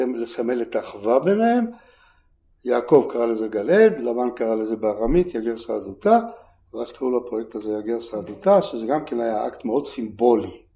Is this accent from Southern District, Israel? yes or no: yes; Beersheba, Southern District, Israel; moved away as an adult; also born or lived in Kibbutz Ma'anit / Tel Aviv; now in Mitzpe Ramon, Israel; אני בתור ילד גדלתי בבאר שבע מגיל שבע שמונה